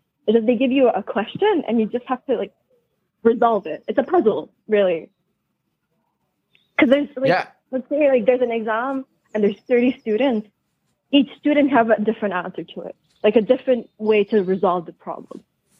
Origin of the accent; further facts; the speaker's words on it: southern Quebec, Canada; Quebec, Canada. I will just say the southern.